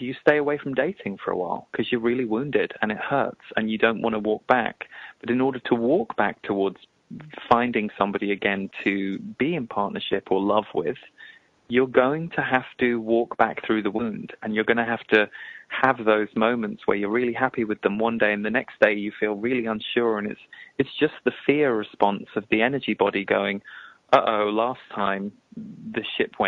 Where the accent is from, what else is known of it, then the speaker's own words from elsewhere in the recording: England, United Kingdom; we're both from England